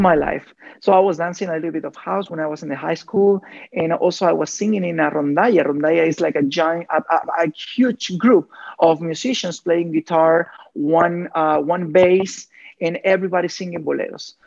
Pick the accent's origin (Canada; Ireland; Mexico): Mexico; Veracruz; English is a second language; moved away as an adult; also born or lived in Mexico City; I born in Veracruz. Okay. And I grew up in Veracruz, and I was living in Veracruz until I got 20, 21 years old